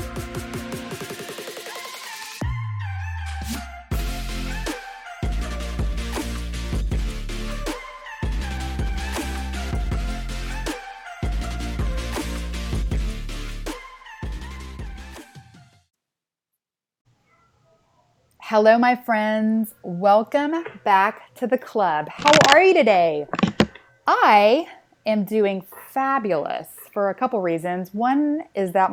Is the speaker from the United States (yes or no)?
yes; Texas, United States; accent: Texan; mine is Texan